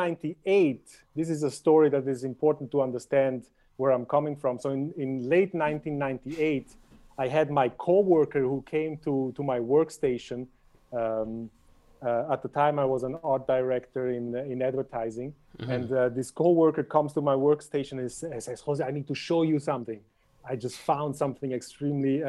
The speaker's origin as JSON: {"language": "English", "country": "Switzerland", "tie": "born or raised there", "moved": "as an adult", "said": "growing up in Switzerland, I lived in Switzerland until 2014. Mm-hmm. I was born in Switzerland. I lived my entire life in Switzerland."}